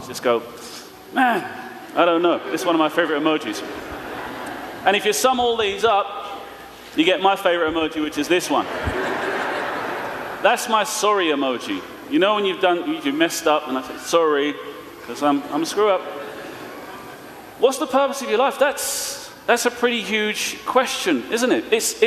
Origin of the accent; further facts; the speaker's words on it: London, United Kingdom; I'm from East London, so we're speaking in a kind of funny way.